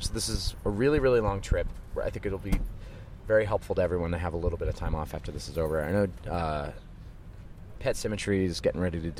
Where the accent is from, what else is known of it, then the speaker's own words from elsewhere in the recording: Philadelphia, Pennsylvania, United States; growing up in Philadelphia hardcore